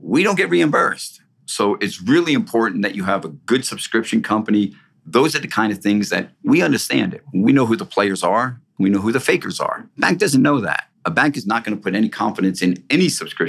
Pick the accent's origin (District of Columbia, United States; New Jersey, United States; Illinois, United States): New Jersey, United States; New Jersey recently, and a lot of your audience knows that's my home state